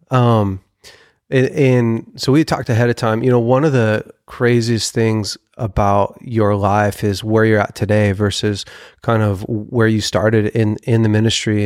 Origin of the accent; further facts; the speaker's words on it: Weaverville, California, United States; we grew up together in Weaverville